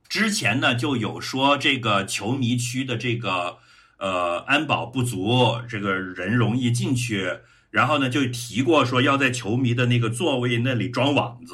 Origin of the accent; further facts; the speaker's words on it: Changsha, Hunan, China; 我的长沙老乡们